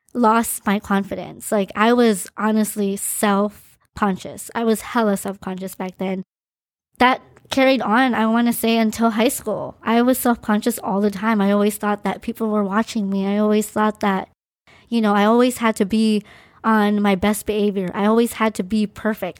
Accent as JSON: {"language": "English", "area": "Maui", "region": "Hawaii", "country": "United States", "tie": "born or raised there", "also_born_or_lived": "Philippines", "said": "I was born in the Philippines, and my family and I immigrated to the island of Maui, Hawaii. I moved here when I was two years and, I believe, five months"}